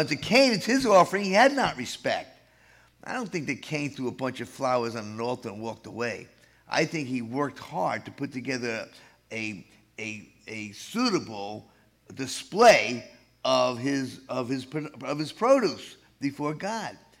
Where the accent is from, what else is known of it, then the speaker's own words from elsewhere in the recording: New York City, New York, United States; moved away; also born or lived in Levittown; I'm the boy from New York City